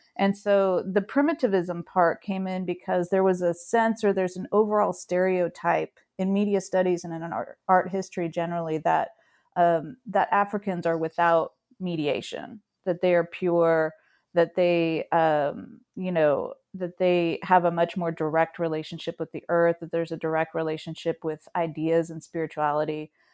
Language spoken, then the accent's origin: English; California, United States; moved away; also born or lived in Arizona; I was born on the West Coast of the U S in California and, um, grew up kind of in the seventies and eighties there and, and we moved subsequently to Arizona